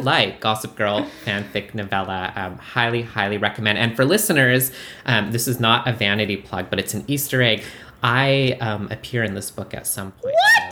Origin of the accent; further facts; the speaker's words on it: Canada; now in United States; I'm famously from Canada. I'm an immigrant, and I voted for the first time in this midterm